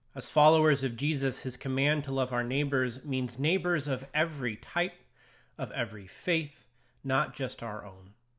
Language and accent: English; United States; also born or lived in Longview, Washington; as a Christian and as an American